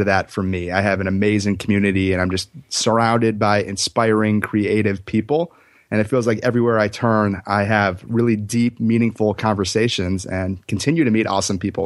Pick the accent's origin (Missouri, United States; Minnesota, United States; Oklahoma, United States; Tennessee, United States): Minnesota, United States; Minneapolis; moved away as an adult; now in Los Angeles, United States; I'm originally from Minneapolis, Minnesota